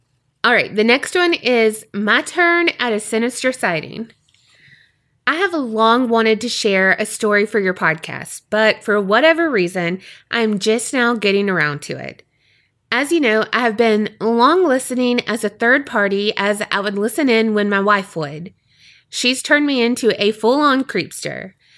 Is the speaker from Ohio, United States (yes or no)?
yes; Ohio, United States; the paranormal activity is directly related to a crime committed near my hometown. So picture it. Egypt Valley, Ohio, September 2010. It's a rural wildlife area in eastern Ohio, close-ish to the western Virginia border.